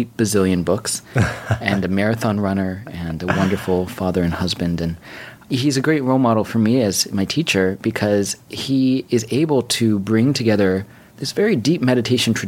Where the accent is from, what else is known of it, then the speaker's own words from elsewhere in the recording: New York City, New York, United States; I grew up on 86 between Park and Lex here in New York City